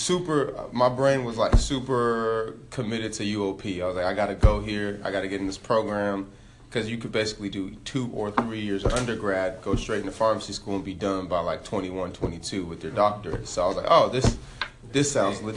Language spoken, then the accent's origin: English; Elk Grove, California, United States; So I'm actually from Elk Grove. Real close to South Sac. I went to Franklin High School out there, born and raised Sac Town